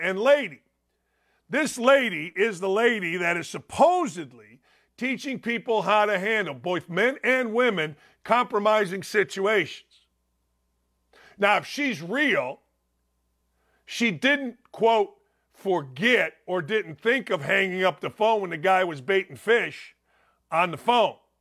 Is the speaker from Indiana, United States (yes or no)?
yes; Gary, Indiana, United States; I grew up in Gary, Indiana, outside Chicago